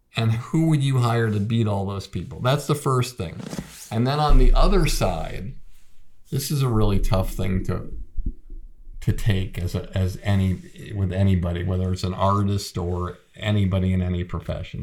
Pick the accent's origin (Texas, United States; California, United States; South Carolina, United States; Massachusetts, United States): Massachusetts, United States; Boston; moved away as an adult; also born or lived in New York; I called it the Boston Comedy Club because I was from Boston